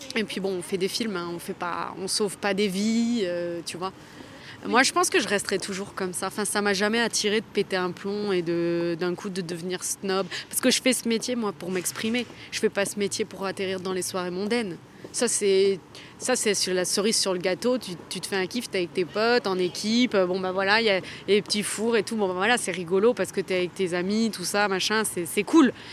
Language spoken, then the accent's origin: French; Toulouse, Occitania, France; je suis originaire de Toulouse